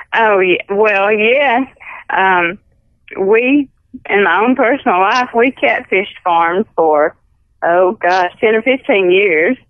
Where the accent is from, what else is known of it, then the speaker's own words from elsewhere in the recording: Clarke County, Alabama, United States; also born or lived in Wilcox County, Alabama; I was born and raised in Clark County